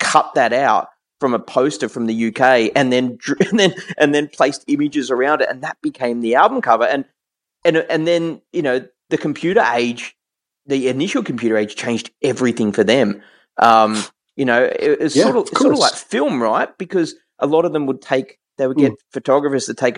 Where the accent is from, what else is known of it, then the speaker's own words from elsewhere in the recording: Australia; I'm Australian